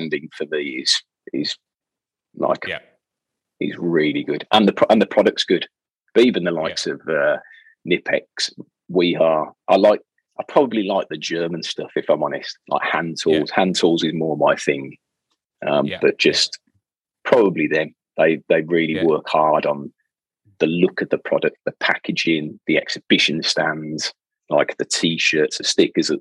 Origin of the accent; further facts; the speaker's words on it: Birmingham, West Midlands, United Kingdom; I'm from Birmingham, so I can't do anybody else's accent